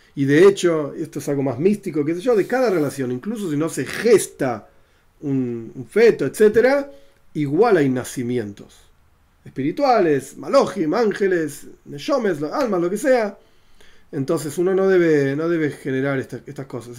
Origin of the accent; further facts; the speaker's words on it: Argentina; yo soy argentino